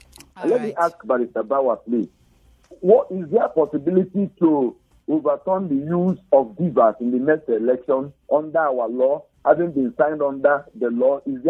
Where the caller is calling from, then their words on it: Jos, Plateau, Nigeria; is calling you from Jos.